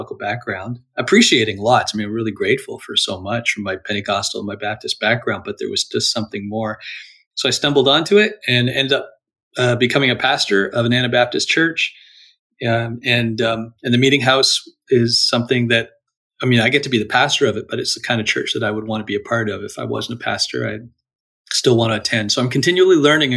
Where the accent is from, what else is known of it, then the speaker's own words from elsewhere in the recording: Toronto, Ontario, Canada; I'm a Canadian in the Toronto, Ontario area